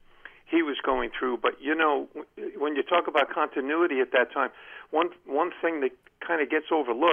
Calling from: Columbia, Maryland, United States; Hey, John, Len from Columbia, Maryland.

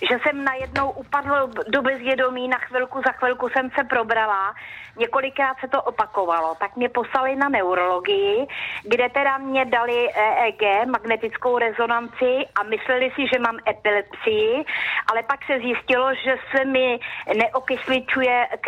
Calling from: Prague, Czechia; Dobrý den, eh, jsem z Prahy

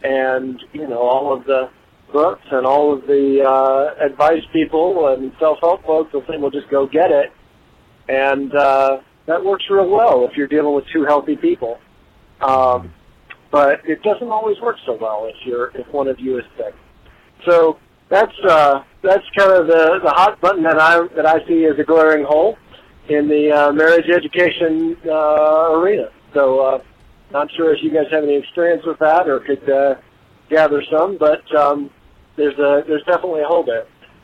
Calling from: Illinois, United States; Hey, Tony and Lisa … And I am calling from Illinois, but I started listening to your podcast in Germany

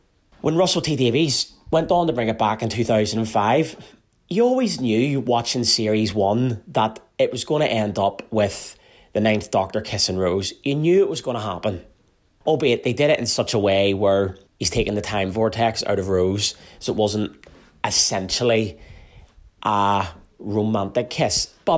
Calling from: Carrickfergus, Northern Ireland, United Kingdom; I'm listening from Carrickfergus in Northern Ireland

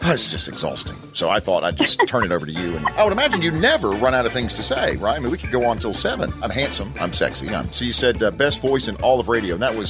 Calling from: Newnan, Georgia, United States; I'm calling from Noonan, Georgia, south of Atlanta.

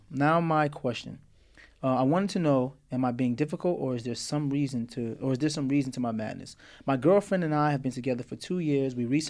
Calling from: Memphis, Tennessee, United States; I'm coming from the great city of Memphis, Tennessee. Tennessee, I grew up in Morristown, Tennessee every summer.

